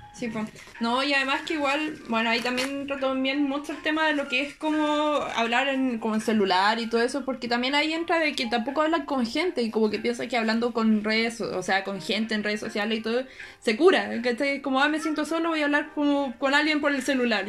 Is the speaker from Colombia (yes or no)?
no; Chile; acá en Chile